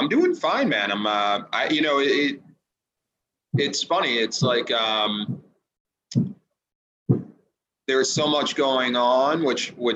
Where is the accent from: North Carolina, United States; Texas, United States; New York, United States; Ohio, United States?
New York, United States; Glen Cove; also born or lived in Sea Cliff, New York; So I was born on Long Island. I was born in a small community outside of Oyster Bay called Glen Cove